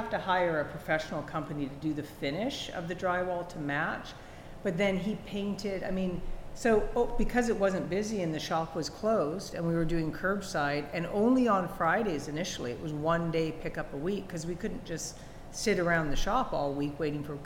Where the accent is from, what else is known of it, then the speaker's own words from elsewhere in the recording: Canada; accent: Canadian; also born or lived in Washington State; now in United States; I'm Canadian. I don't know if you can hear that in my accent